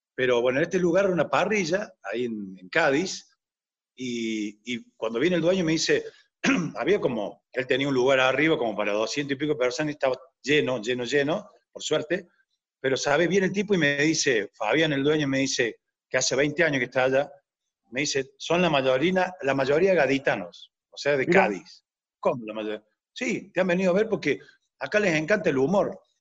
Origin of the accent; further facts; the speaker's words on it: Córdoba, Argentina; yo soy cordobés